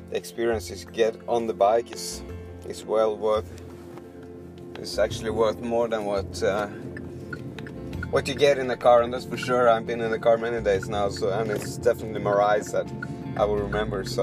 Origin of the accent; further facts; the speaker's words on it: Poland; I'm from Poland.